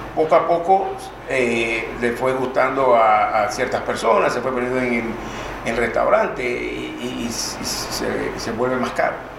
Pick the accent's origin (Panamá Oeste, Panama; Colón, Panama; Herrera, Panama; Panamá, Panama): Colón, Panama; nací yo, en Colón